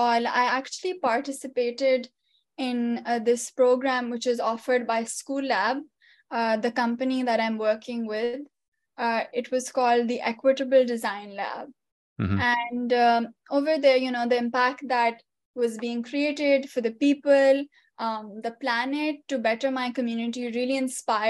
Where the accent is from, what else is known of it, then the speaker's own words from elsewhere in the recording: Pakistan; moved away as an adult; now in United States; I'm an immigrant from Pakistan, right? And I just moved here 7 years ago